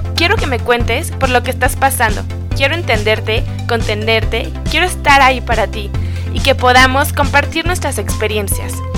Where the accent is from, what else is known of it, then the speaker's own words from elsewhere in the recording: Mexico; Yo soy una mujer mexicana, tengo 27 años